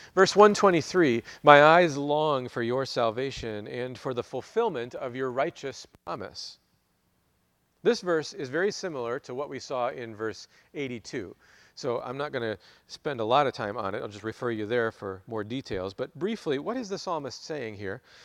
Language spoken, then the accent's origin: English; United States; as American Christians